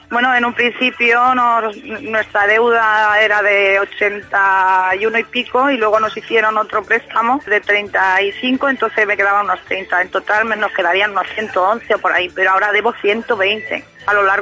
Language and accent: Spanish; Spain; porque somos muchos españoles lo que tenemos esa situación